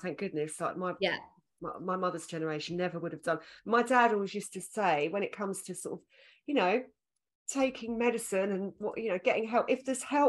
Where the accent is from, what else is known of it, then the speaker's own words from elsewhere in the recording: Essex, East of England, United Kingdom; accent: Essex; I was insecure about my Essex accent